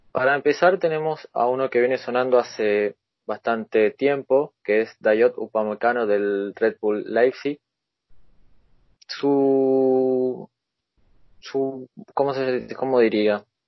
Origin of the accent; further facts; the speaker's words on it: Argentina; soy de Argentina